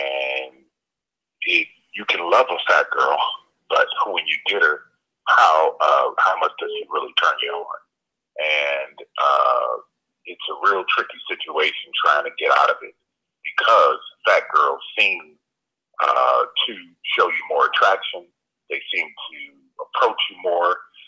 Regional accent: Cleveland, Ohio, United States; I'm from Cleveland.

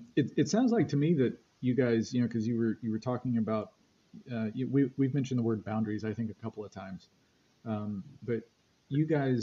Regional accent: North Carolina, United States; and I'm from the Queen City.

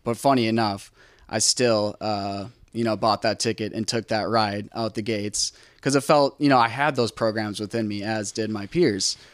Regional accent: Cedarburg, Wisconsin, United States; now in Milwaukee, United States; I grew up in a small town called Cedarburg, Wisconsin, just north of Milwaukee, Wisconsin

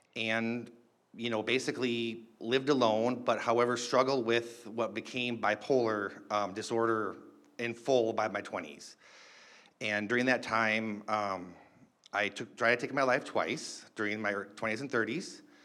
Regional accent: Duluth, Minnesota, United States; I was born in Duluth, Minnesota.

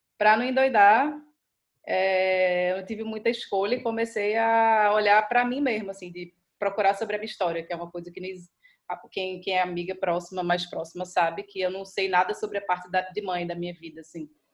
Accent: Recife, Pernambuco, Brazil; moved away as an adult

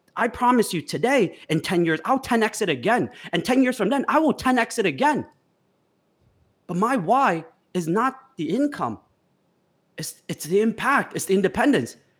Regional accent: United States; growing up in America

